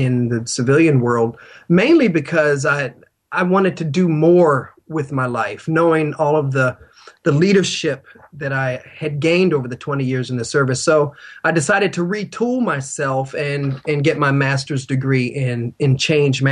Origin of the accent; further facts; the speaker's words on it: Navarre, Florida, United States; from Navarre, Florida.